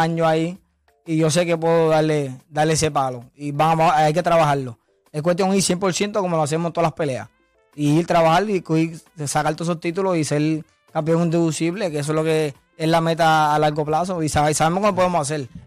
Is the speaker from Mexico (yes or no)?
no; Villalba, Puerto Rico; de mi pueblo Villalpa, que soy, el primer campeón de allá